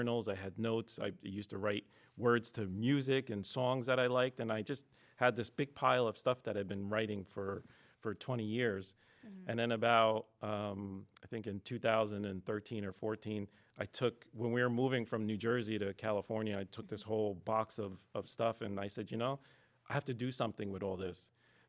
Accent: Lebanon; born there; So I wasn't born in America. So I was born in Lebanon.

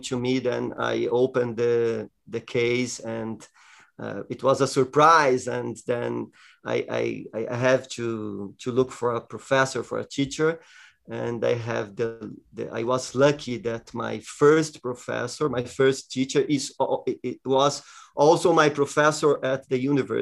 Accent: Jundiaí, São Paulo, Brazil; I joined a children orchestra in the music school in my hometown, Jundiaí, close to São Paulo

